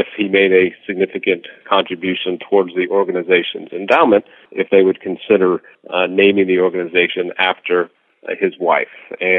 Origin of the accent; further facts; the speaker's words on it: Rhode Island, United States; moved away as an adult; also born or lived in Washington, D.C.; now in Florida, United States; No, I grew up in Rhode Island